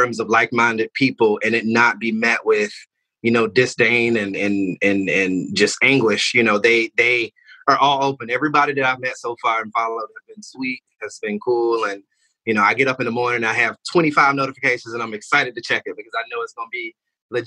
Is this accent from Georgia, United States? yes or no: yes; Albany, Georgia, United States; now in Ocoee, United States; I'm straight out of Georgia. I'm from Albany, Georgia, down south.